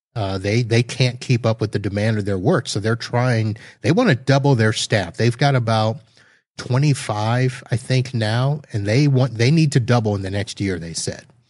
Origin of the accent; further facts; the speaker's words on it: Satellite Beach, Florida, United States; my hometown of Satellite Beach, Florida